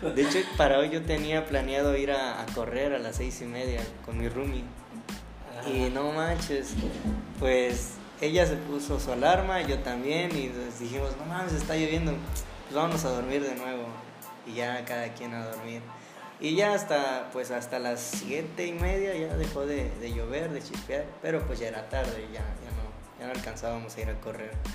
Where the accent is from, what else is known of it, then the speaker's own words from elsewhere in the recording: Tierra Caliente, Mexico; Soy de Tierra Caliente. Ahí escuchamos mucho banda